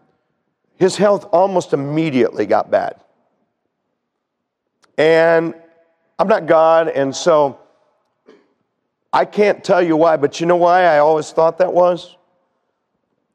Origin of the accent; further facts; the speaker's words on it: United States; as American Christians